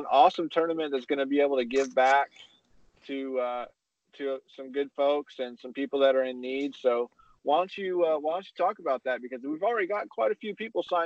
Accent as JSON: {"language": "English", "region": "Indiana", "country": "United States", "said": "Another fellow Hoosier here"}